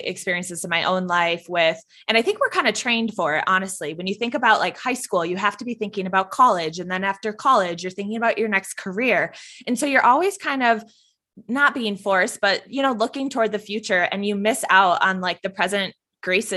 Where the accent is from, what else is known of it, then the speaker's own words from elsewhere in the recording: Wisconsin, United States; I'm from Wisconsin, Packer fan